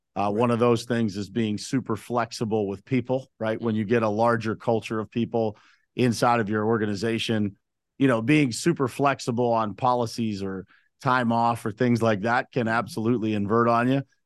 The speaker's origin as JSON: {"language": "English", "town": "Uniontown", "region": "Pennsylvania", "country": "United States", "tie": "born or raised there", "said": "I was born and raised in Uniontown, Pennsylvania"}